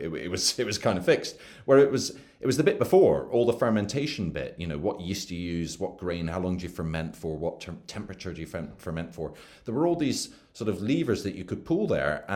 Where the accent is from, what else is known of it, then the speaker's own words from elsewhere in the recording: Edinburgh, Scotland, United Kingdom; moved away as an adult; also born or lived in London; I grew up in Edinburgh, and then went away to university in London